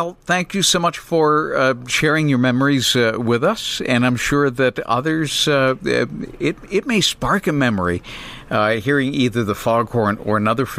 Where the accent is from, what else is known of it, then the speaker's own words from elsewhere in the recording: New Bedford, Massachusetts, United States; my hometown where I grew up, and that's the South Coast Fishing Village, more like a large city, of New Bedford, Massachusetts.